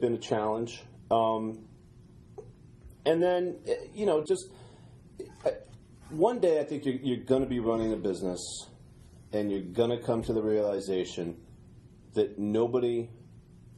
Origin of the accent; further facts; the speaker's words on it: Wickford, Rhode Island, United States; I grew up in Wickford, and growing up in Wickford, you're near the water, mm-hmm. and I moved there when I was five